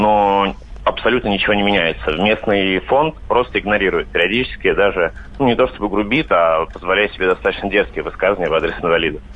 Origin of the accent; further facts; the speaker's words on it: Vladimir, Vladimir Oblast, Russia; Я сам вообще из Владимира